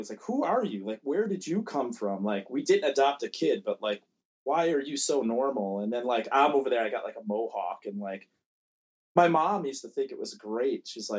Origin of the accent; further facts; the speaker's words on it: Buffalo, New York, United States; Buffalo, yeah, Buffalo.